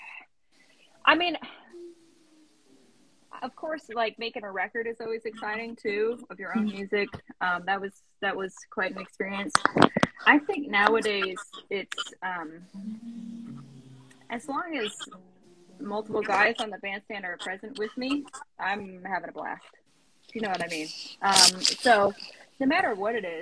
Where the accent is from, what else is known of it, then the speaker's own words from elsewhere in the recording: Connecticut, United States; I'm from Connecticut